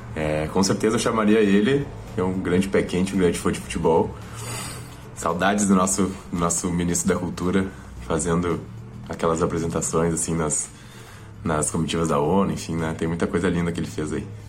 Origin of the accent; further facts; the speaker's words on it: Porto Alegre, Rio Grande do Sul, Brazil; nos bairros Restinga e na IPCA, onde eu me criei lá